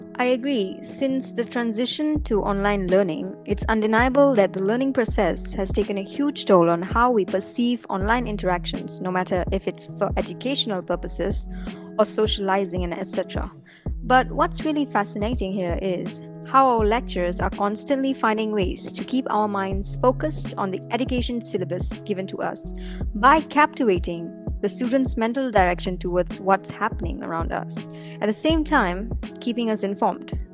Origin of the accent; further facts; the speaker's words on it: Ipoh, Perak, Malaysia; moved away as an adult; also born or lived in Kuala Lumpur; Ipoh, which is my hometown